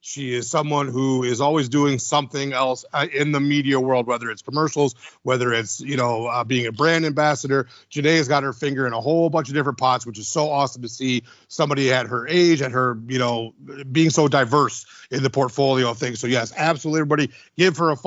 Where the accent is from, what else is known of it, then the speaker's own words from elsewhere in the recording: Midwest, United States; I'm a Midwesterner